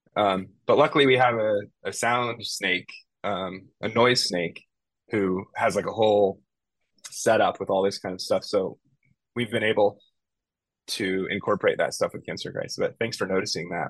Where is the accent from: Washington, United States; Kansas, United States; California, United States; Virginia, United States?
California, United States; Bay Area; moved away as an adult; now in Los Angeles, United States; I left my hometown in the Bay Area